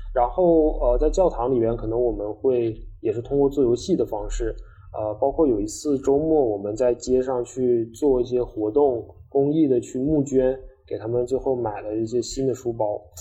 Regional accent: China; 有三名是我们中国人

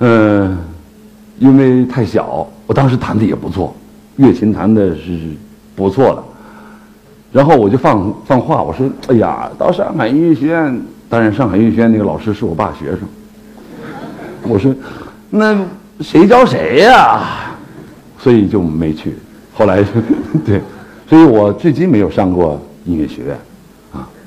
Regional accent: Harbin, Heilongjiang, China; moved away; also born or lived in Beijing; 我是一个东北人，出生在哈尔滨。

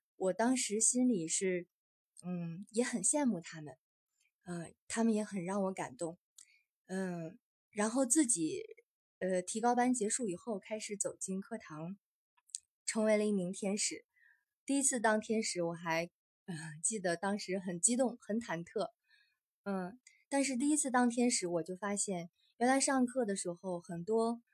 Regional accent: northern China, China; 因为我也算是土生土长的北方人 从小是在北方长大

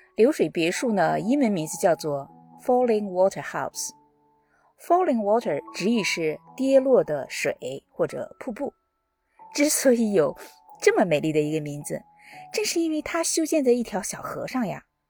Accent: China; 我们中国人

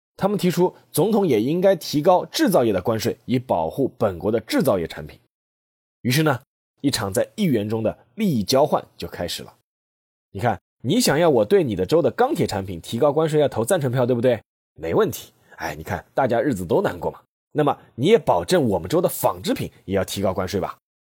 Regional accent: China; 美国这个国家对我们中国人而言呢，似乎是又熟悉又陌生

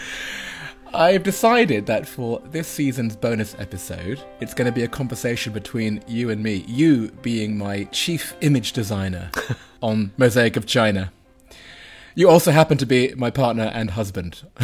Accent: United Kingdom; me as a Brit

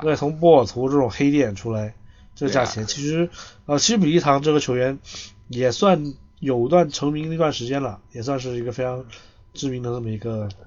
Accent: China; 作为一个中国人

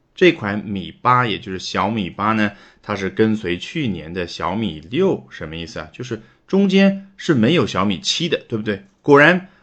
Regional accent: China; 我们中国人叫橄榄球

